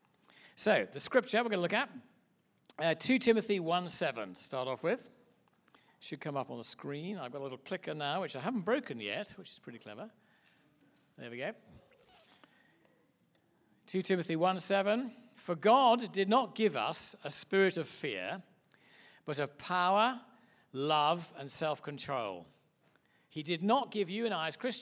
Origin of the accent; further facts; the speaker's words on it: England, United Kingdom; As you can hear by my accent, I'm obviously from a little place called Mud Island, which is England